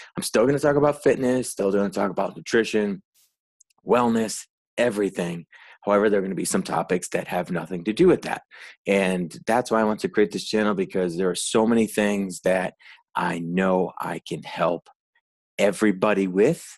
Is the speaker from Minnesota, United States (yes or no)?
no; Rhode Island, United States; moved away; I'm originally from the Northeast and Rhode Island.